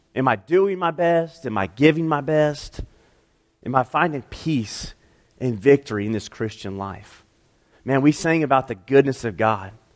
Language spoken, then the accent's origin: English; Piedmont, South Carolina, United States; also born or lived in Utah; I grew up in Piedmont